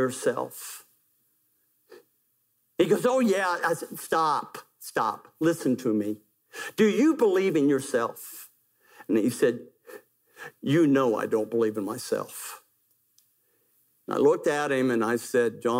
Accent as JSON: {"language": "English", "region": "West Virginia", "country": "United States", "said": "I'm from West Virginia where we do things like that."}